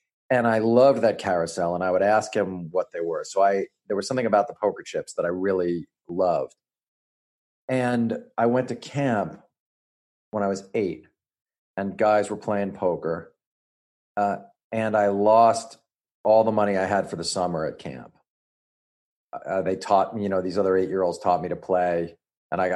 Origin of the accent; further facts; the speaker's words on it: New York, United States; New York. I'm a New Yorker.